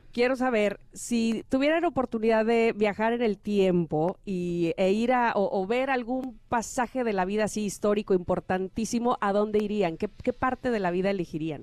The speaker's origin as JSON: {"language": "Spanish", "region": "Veracruz", "country": "Mexico", "said": "soy jarocha"}